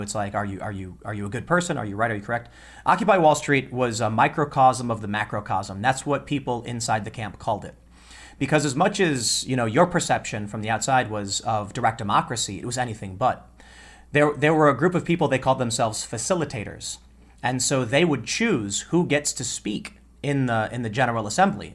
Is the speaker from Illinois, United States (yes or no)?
yes; Chicago, Illinois, United States; when I was a kid growing up in Chicago